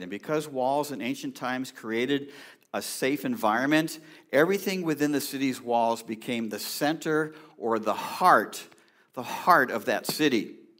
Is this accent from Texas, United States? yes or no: no; California, United States; I grew up in California